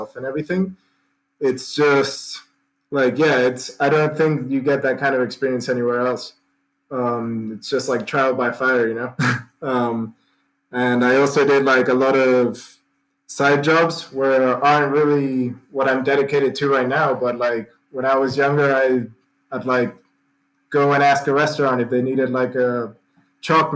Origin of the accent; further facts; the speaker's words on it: Mendoza, Argentina; I'm from Mendoza. It's the capital of wine here.